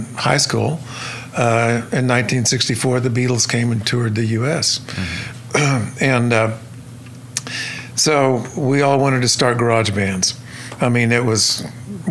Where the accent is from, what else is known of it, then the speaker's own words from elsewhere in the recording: Stillwater, Oklahoma, United States; I was born and raised in Stillwater, Oklahoma.